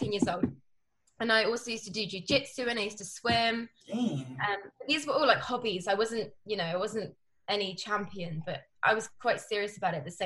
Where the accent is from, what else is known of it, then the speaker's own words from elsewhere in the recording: London, United Kingdom; I'm from Northwest London.